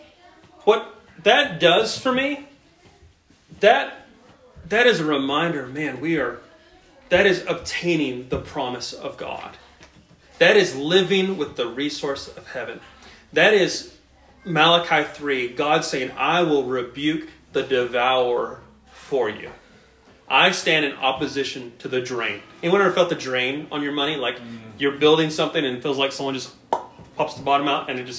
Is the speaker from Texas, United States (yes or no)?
yes; Brownwood, Texas, United States; now in El Paso, United States; my old neighbor back in my hometown in Brownwood